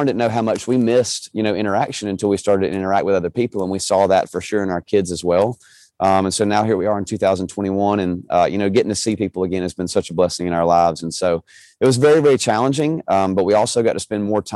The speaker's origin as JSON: {"language": "English", "region": "Georgia", "country": "United States", "tie": "born or raised there", "said": "I was born in Georgia"}